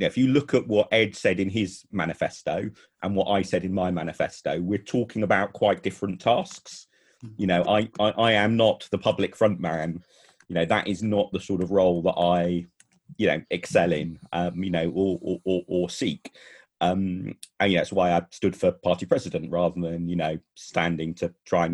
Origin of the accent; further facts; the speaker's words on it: London, United Kingdom; we're all from London as well